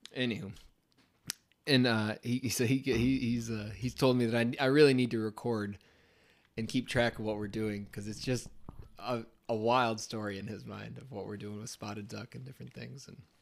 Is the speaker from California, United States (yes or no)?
no; Scipio Center, New York, United States; growing up in Scipio Center, New York